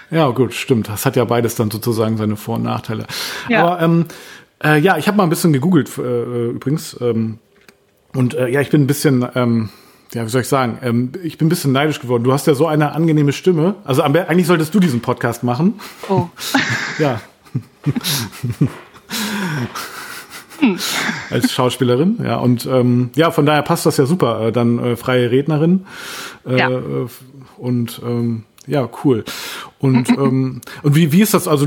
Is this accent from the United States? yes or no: no; Bremen area, Germany; Also ich kenne Bremen. Ich, ich meine, ich komme ja auch aus der Nähe von Bremen, aber Lilienthal habe ich tatsächlich noch nie gehört.